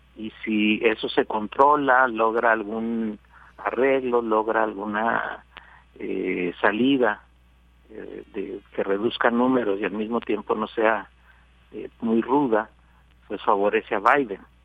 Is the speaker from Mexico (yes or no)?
yes; Mexico; la tercera parte del total somos mexicanos